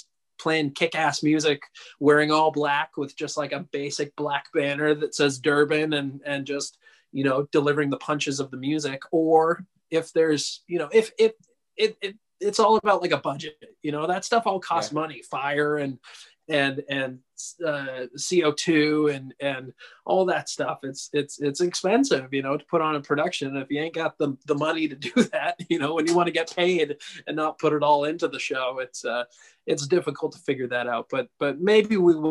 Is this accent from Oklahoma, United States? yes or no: no; Santa Cruz, California, United States; out here in my hometown, Santa Cruz, California.